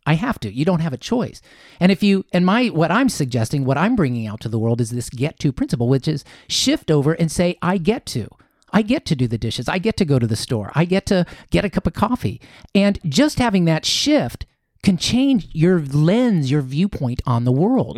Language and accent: English; Columbus, Ohio, United States; moved away as an adult; also born or lived in Chicago, Illinois / Japan; now in Costa Mesa, United States; I was born in Chicago, was there till I was seven, and then I moved over to Columbus